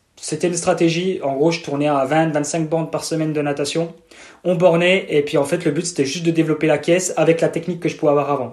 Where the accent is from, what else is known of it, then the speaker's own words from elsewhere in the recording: Montbéliard, Bourgogne-Franche-Comté, France; accent: accent de l'est; j'ai un petit accent de un petit accent de l'est. Je suis un pur produit franc-comtois et plus précisément de de Montbéliard.